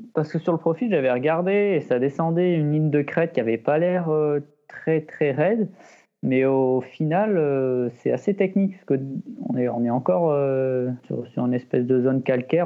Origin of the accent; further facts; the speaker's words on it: Les Deux Alpes, Auvergne-Rhône-Alpes, France; also born or lived in Échirolles; now in Mercantour, France; je suis né à Échirol. J'ai passé à, à peu près mon enfance dans l'Isère, aux Deux Alpes